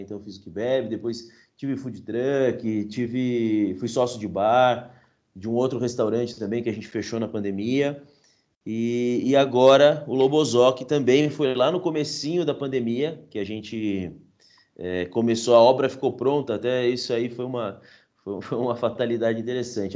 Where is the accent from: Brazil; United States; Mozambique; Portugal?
Brazil; São Paulo; eu venho de Parelheiros, né? Parelheiros é o, é o último bairro de São Paulo na Zona Sul. Então é quase uma zona rural dentro da cidade de São Paulo. Eu cresci lá, morei lá até os meus 18.